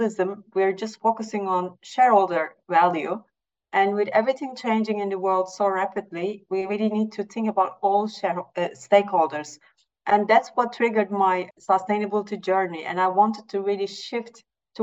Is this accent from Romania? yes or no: no; Turkey; I'm from Turkey, coming from an emerging market.